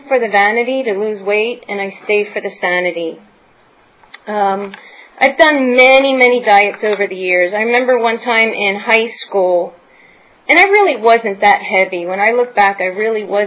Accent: Lancaster County, Pennsylvania, United States; moved away; I grew up in Lancaster County, Pennsylvania, which is the heart of the Amish country.

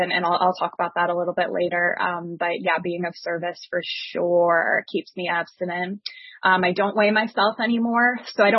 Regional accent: East Coast, United States; moved away; I'm originally from the East Coast

